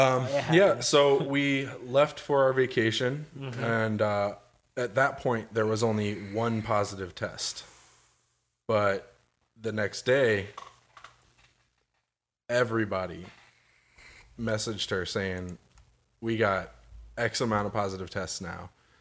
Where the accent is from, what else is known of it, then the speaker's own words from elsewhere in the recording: Springfield, Missouri, United States; born there; I was born in Cox Hospital, delivered by Dr. Dix, because that's just fucking hilarious, right?